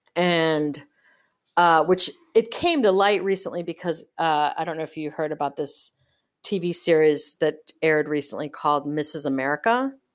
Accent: Park Ridge, Illinois, United States; my hometown district in, it's Park Ridge, Illinois.

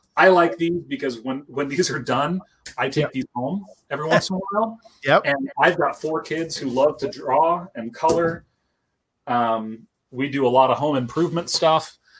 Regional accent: Pacific Northwest, United States; I grew up here in the Pacific Northwest

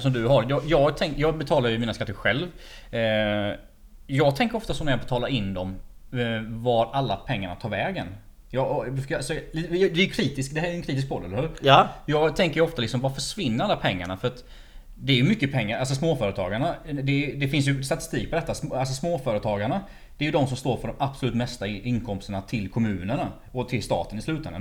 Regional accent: Småland, Sweden; Jag är ju smålänning

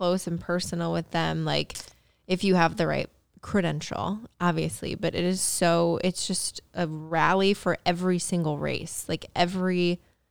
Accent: Indiana, United States; I grew up in Indiana

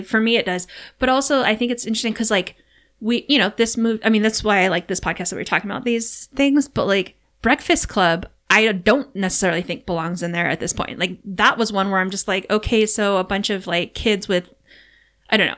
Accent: Hawaii, United States; moved away; also born or lived in California; growing up in Hawaii where it kind of felt like summer often

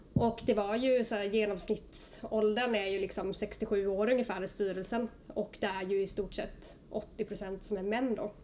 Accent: Oskarshamn, Kalmar County, Sweden; now in Stockholm, Sweden; jag är från Oskarshamn, Småland och har bott här uppe i Stockholm nu i snart 9-10 år

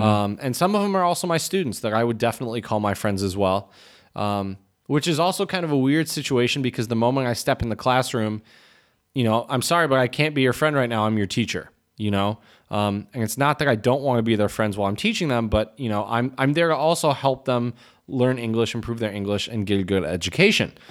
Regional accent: United States

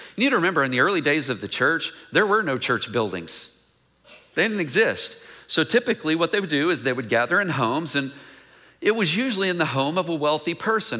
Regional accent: Mineola, Texas, United States; moved away; I'm from Mineola, Texas

